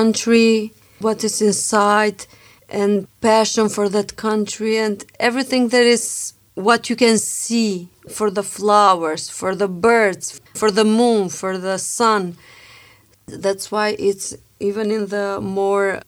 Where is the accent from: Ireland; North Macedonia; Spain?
North Macedonia; Struga; now in Pristina, Kosovo; I'm from Macedonia. We came from Struga.